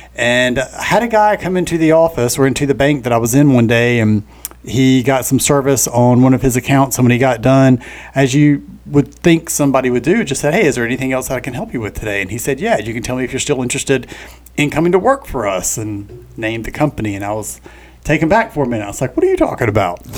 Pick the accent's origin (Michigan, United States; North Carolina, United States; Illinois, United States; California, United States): North Carolina, United States; Richlands; moved away as an adult; now in Wilmington, United States; born and raised in Onslow County. Always had ties to to Wilmington from a, a, small little farming community up north called Richlands